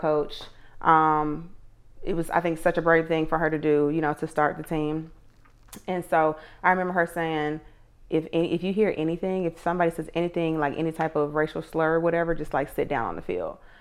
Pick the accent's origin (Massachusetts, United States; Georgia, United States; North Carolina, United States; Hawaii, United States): Georgia, United States; Atlanta; I'm from Atlanta, um, and I went to Tri Cities High School